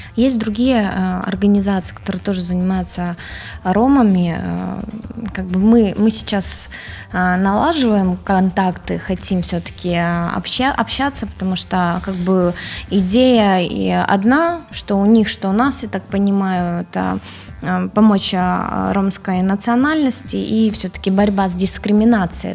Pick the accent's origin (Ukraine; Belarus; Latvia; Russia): Ukraine; Odesa, Odesa Oblast; Я сама украинка